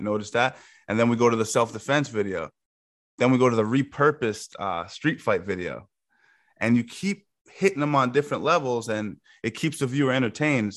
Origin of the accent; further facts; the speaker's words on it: Yonkers, New York, United States; I grew up in uh, South Yonkers.